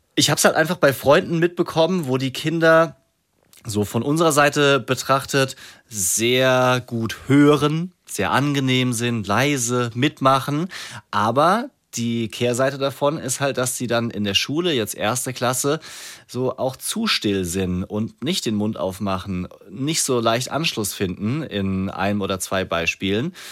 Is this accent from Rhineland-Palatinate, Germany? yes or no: yes; Rhineland-Palatinate, Germany; ich komme auch aus der Pfalz, da kann keiner ein P sprechen.